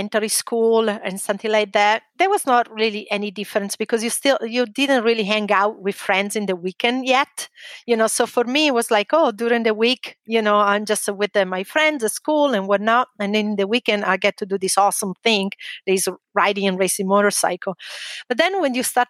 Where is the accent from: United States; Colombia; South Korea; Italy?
Italy; near Lake Como, Lombardy; English is a second language; moved away; North Italy. I'm from a little town near Lake Como.